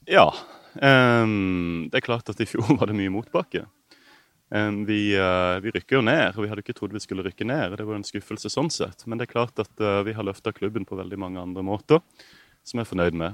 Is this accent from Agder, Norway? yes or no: yes; Kristiansand, Agder, Norway; now in Marbella, Spain; Født og oppvokst et steinkast fra stadion